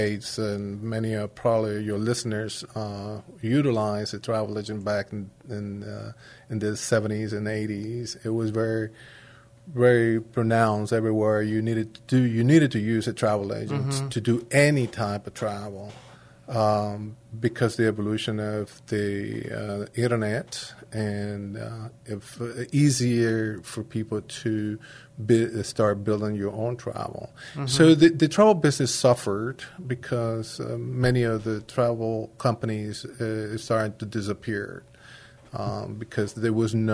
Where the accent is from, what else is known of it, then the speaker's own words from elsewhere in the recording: Panama; also born or lived in Germany / Italy; now in San Antonio, United States; I'm originally from Panama, and I also speak fluent Spanish.